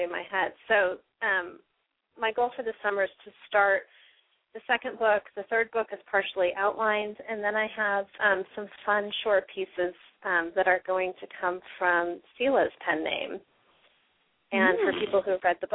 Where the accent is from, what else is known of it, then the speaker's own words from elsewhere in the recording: San Diego, California, United States; also born or lived in Seattle, United States; now in East Coast, United States; I grew up in San Diego